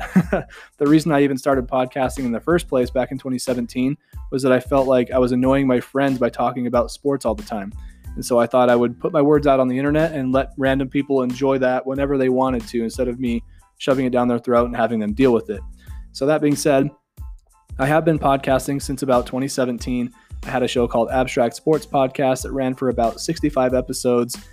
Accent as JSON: {"language": "English", "region": "Southeastern Idaho", "country": "United States", "said": "I'm from Southeastern Idaho."}